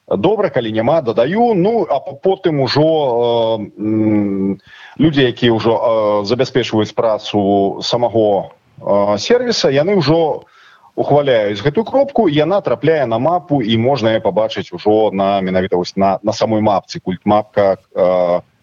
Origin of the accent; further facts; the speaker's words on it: Belarus; мы беларусы